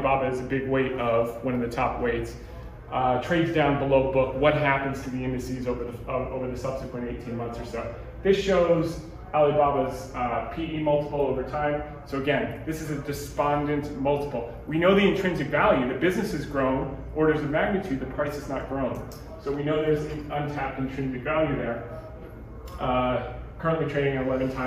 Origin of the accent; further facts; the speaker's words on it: New Jersey, United States; I grew up in Jersey